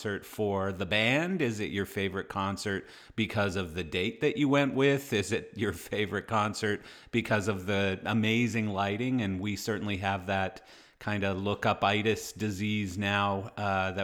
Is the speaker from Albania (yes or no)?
no; Canada; I am Canadian